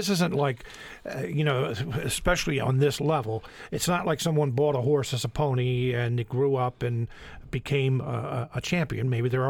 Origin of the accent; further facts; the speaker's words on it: Chester County, Pennsylvania, United States; I'm originally from Chester County. Mm-hmm. Unionville in southern Chester County is horse country.